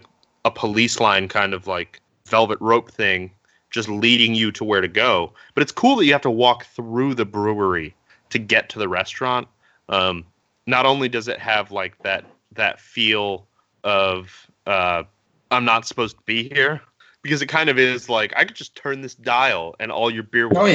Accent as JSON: {"language": "English", "region": "Connecticut", "country": "United States", "tie": "born or raised there", "moved": "yes", "said": "I grew up in Connecticut"}